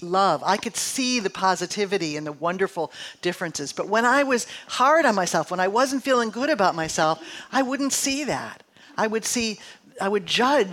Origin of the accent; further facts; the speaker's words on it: Midwest, United States; moved away; also born or lived in San Francisco; I'm from the Midwest.